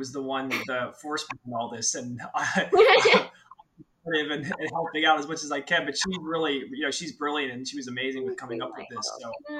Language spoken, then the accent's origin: English; outside of Philadelphia, Pennsylvania, United States; I grew up outside of Philadelphia, so not too far from New York City.